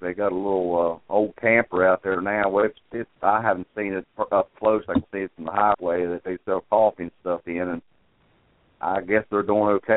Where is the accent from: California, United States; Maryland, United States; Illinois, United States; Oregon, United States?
Maryland, United States; now in Sumner County, Tennessee, United States; I'm originally from Maryland